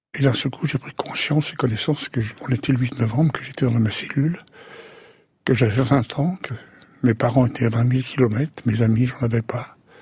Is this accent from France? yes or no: yes; Sceaux, Île-de-France, France; Je suis né à Sceaux, en 1935